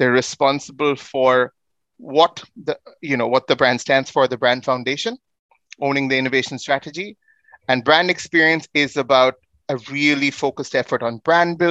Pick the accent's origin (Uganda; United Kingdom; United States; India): India; I come from India